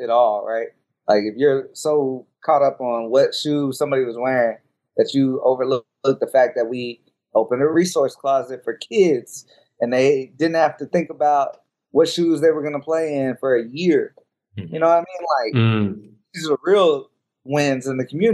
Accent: Cincinnati, Ohio, United States; I'm from Cincinnati

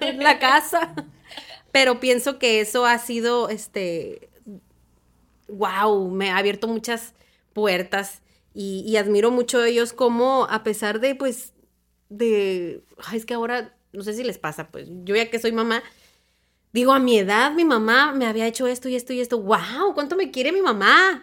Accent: Hermosillo, Sonora, Mexico

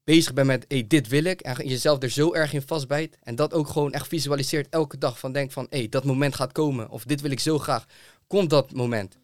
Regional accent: Zeeland, Netherlands; also born or lived in Rotterdam / Amsterdam; ik kom zelf uit Zeeland.

